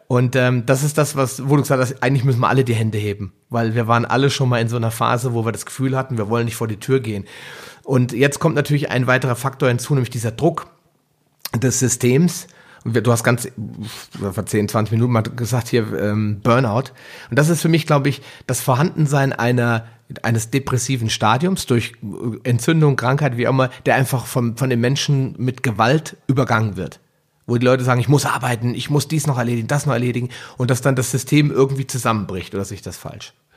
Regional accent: Hesse, Germany; bei uns in Hessen

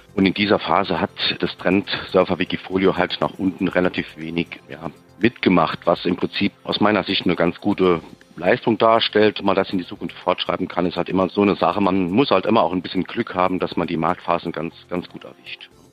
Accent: Saarbrücken, Saarland, Germany

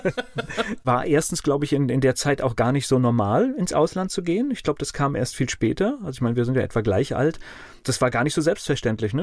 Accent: Kamen, North Rhine-Westphalia, Germany; ich bin ja in Nordrhein-Westfalen geboren, in Carmen

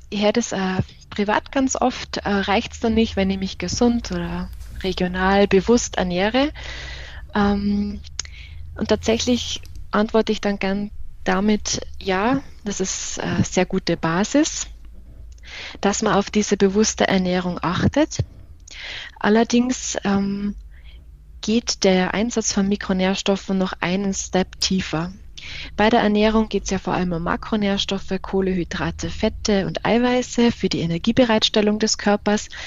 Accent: Tyrol, Austria; Ich komme ursprünglich aus äh, dem schönen Tirol. Ich bin da in der Nähe von Innsbruck aufgewachsen

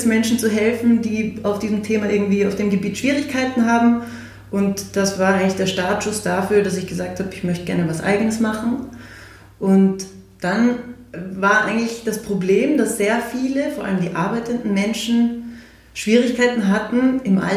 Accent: Salzburg, Austria; Wir sind in Salzburg aufgewachsen, da hat sich das immer sehr gut ergeben

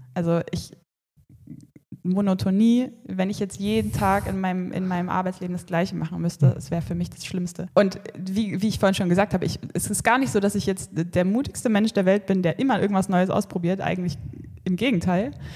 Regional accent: Erfurt, Thuringia, Germany; moved away as an adult; ich bin in Erfurt aufgewachsen

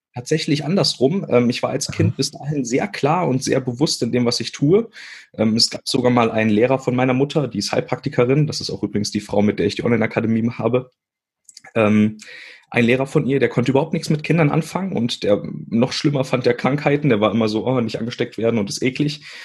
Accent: Witzenhausen, Hesse, Germany; Also ich bin in Witzenhausen geboren. Das ist äh, zwischen Kassel und Göttingen und ähm, ganz kleine Stadt.

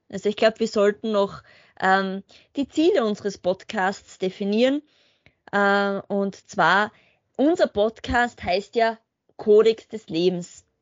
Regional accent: Spielberg, Styria, Austria; also born or lived in Graz; Ich komme aus dem Murtal, ähm, genauer gesagt da, wo der Red Bull Ring Spielberg liegt.

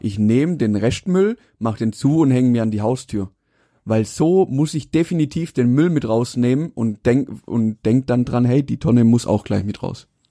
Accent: Mühlacker, Baden-Württemberg, Germany; also born or lived in Pforzheim; wo ich herkomme aus Mühlager

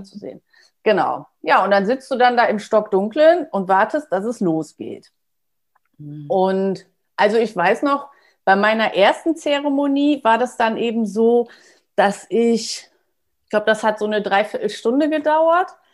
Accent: Germany; bin ich aus Friese, da trinken wir auch gerne schwarzen Tee und Kaffee

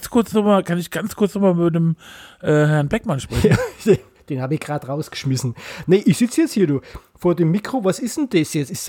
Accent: Bavaria, Germany; Deswegen bin ich, äh, bin ich aus Bayern, aber der Thomas nicht.

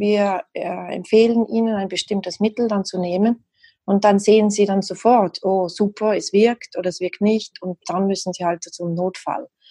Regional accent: South Tyrol, Trentino-Alto Adige, Italy; also born or lived in Madrid, Spain; now in Switzerland; ich komme ursprünglich aus dem Südtirol, das hört man vielleicht ein bisschen, und lebe aber schon sehr lange hier in der Schweiz

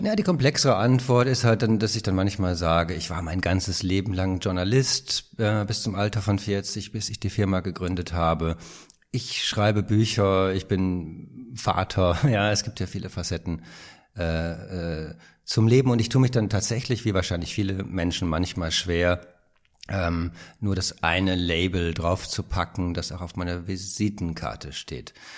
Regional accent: Rheine, North Rhine-Westphalia, Germany; now in Berlin, Germany; Geboren bin ich in Rheine. Das ist eine kleine Stadt äh, im Münsterland

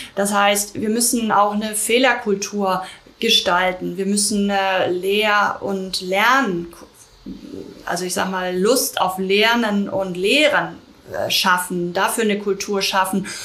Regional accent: Germany; also born or lived in London; bei uns in Deutschland

